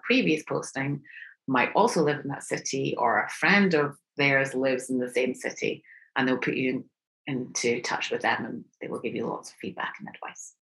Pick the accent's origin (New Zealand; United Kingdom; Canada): United Kingdom; moved away as an adult; now in Houston, United States; I am British